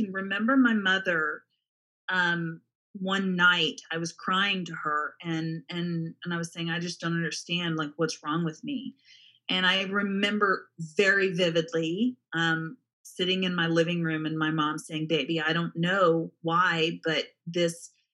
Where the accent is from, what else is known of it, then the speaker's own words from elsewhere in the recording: Dallas-Fort Worth area, Texas, United States; I actually grew up in the Dallas-Fort Worth area